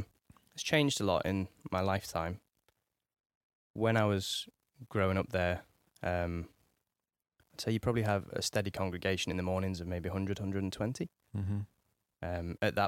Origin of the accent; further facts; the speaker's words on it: Nottingham, East Midlands, United Kingdom; So I'm originally from Nottingham in the Midlands, from a little, I don't know what you call it, suburb, village of Nottingham called Towton. And I grew up there with me mum and me dad.